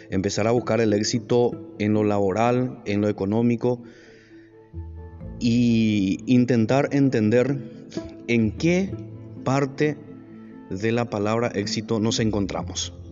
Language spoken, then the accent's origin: Spanish; Paraguay; soy de Paraguay.